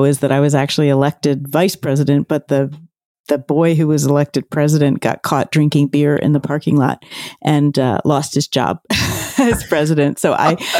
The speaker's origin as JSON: {"language": "English", "town": "Philadelphia", "region": "Pennsylvania", "country": "United States", "tie": "born or raised there", "said": "I grew up in Center City, Philadelphia, and I went to high school out in the suburbs."}